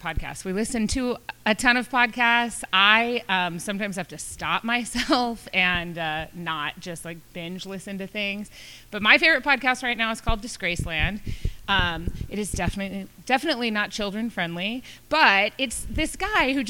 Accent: Midland, Texas, United States; moved away; I'm from Midland, and I drive back and forth a lot just to visit my parents

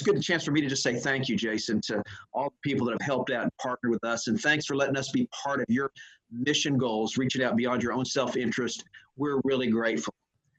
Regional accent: Oklahoma, United States; now in New York City, United States; I grew up in Oklahoma, okay.

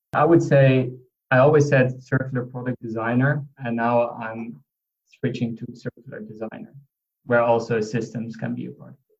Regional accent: Limburg, Netherlands; where I grew up uh, is Limburg region in the Netherlands in the down, deep south

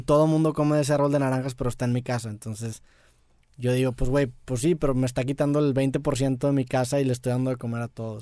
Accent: Mexico; nosotros como mexicanos

